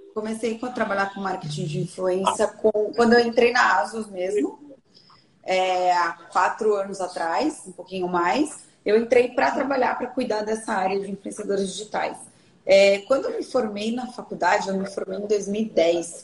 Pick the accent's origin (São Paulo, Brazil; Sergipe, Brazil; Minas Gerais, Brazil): São Paulo, Brazil; Bragança Paulista; sou de Bragança Paulista, do interior de São Paulo.